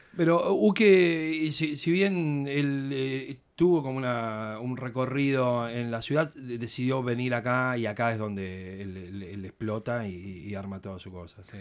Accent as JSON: {"language": "Spanish", "town": "Mar del Plata", "region": "Buenos Aires Province", "country": "Argentina", "tie": "born or raised there", "said": "Yo soy nacido y criado en Mar del Plata."}